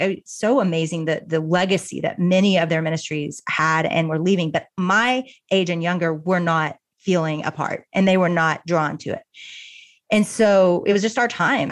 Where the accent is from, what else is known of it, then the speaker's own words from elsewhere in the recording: Little Rock, Arkansas, United States; also born or lived in Austin, Texas; now in Dallas, United States; I grew up in Little Rock, Arkansas